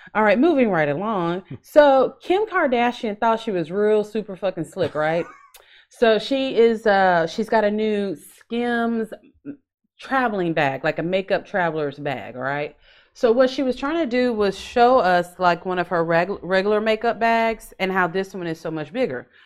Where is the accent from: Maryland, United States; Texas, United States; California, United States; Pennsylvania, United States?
Texas, United States; Houston; I'm from Houston